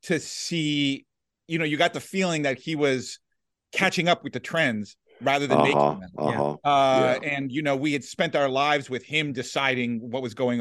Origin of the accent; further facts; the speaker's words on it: Washington, District of Columbia, United States; I grew up in Washington, D.C.